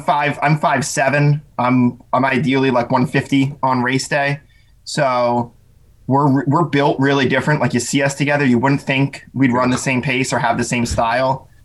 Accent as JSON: {"language": "English", "region": "Pennsylvania", "country": "United States", "tie": "born or raised there", "said": "I was kind of an awkward homeschool kid growing up in Pennsylvania"}